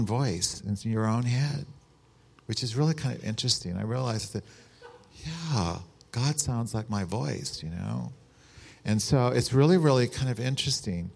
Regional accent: San Rafael, California, United States; I'm from San Rafael

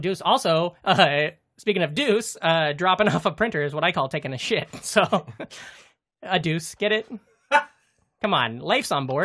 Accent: Iowa, United States; we're from Iowa

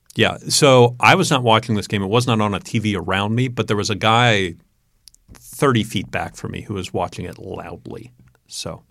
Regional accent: New York, United States; growing up in New York

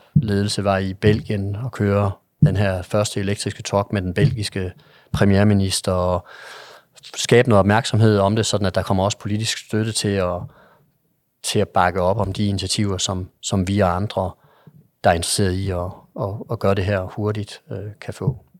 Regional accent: Jutland, Denmark; jeg er en jyde

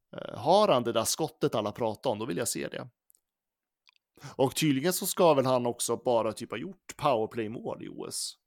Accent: Gävle, Gävleborg County, Sweden; jag som är från Gävle

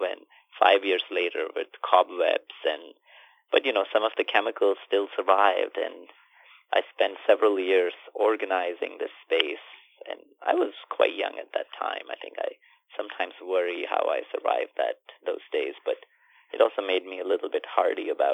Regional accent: India; I grew up in India in a semi-rural town with limited sets of resources

